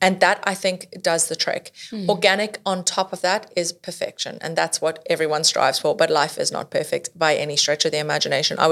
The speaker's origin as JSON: {"language": "English", "country": "South Africa", "tie": "born or raised there", "said": "I grew up in South Africa."}